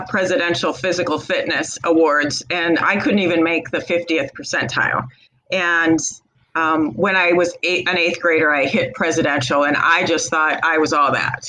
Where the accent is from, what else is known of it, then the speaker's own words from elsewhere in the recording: Rural Illinois, United States; Rural Illinois